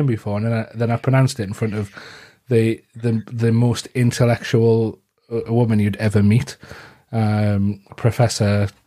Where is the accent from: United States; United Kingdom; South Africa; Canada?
United Kingdom; Gateshead, North East England; I'm from Gateshead in the northeast of England